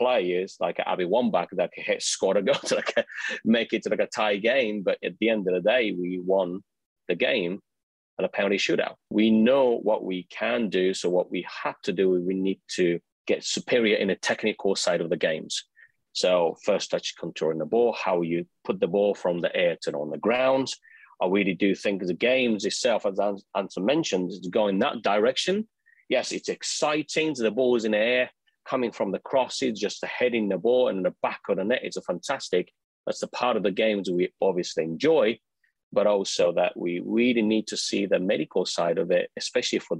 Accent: Japan; moved away; I come from Japan

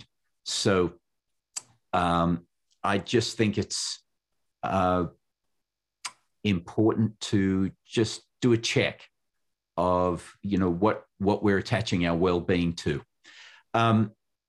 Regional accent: Western Australia, Australia; now in United States; The state that I was born in was called Western Australia

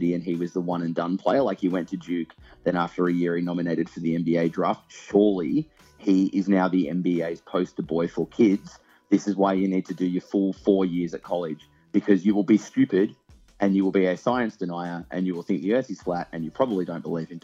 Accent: Australia; being an Australian hockey fan

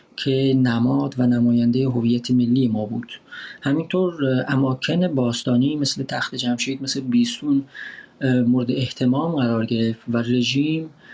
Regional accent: Iran; moved away as an adult

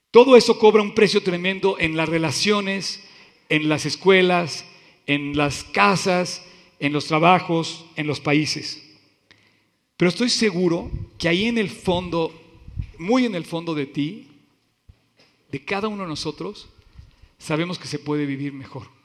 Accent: Veracruz, Mexico; Así soy, yo soy veracruzano y así somos, y punto.

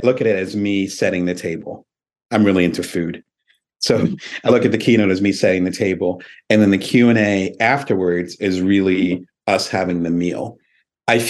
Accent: Lansing, Michigan, United States; moved away as an adult; also born or lived in Detroit, Michigan; now in Las Vegas, United States; I had my childhood in Michigan, which I forgot to mention. So I grew up in Lansing

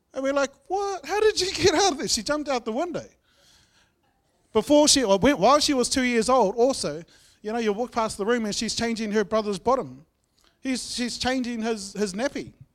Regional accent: Masterton, Wellington, New Zealand; moved away; I grew up in Masterton

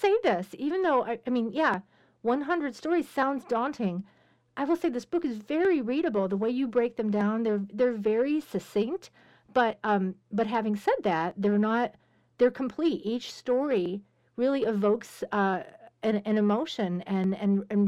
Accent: Pittsburgh, Pennsylvania, United States; I'm being from Pittsburgh. That's where I'm from

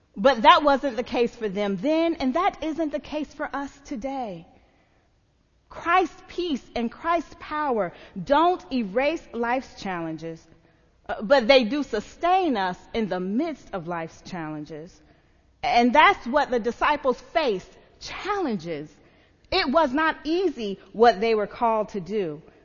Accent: the South, United States; I'm from the South, and in the South, we sang a whole lot of Southern country hymns.

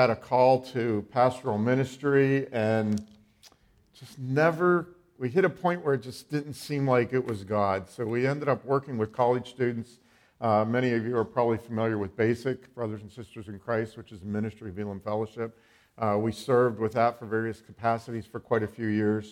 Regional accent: Western Pennsylvania, United States; I am from Western Pennsylvania. I've been there all my life.

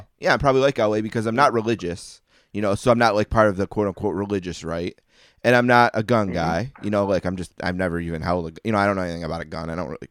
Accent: New York, United States; remember I'm a New Yorker, you know, even though I'm in Western.

